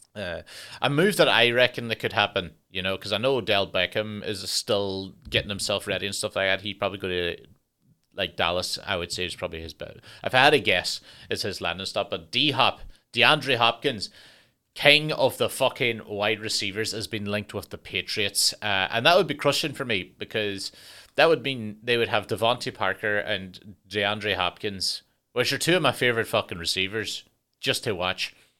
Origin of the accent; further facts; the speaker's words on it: Ireland; I'm Irish